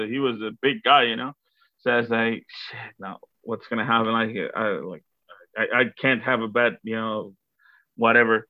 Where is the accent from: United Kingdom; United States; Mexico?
Mexico; Guadalajara, Jalisco; English is a second language; moved away as an adult; now in Auckland, New Zealand; used to teach at the University of Guadalajara. That's where I'm from.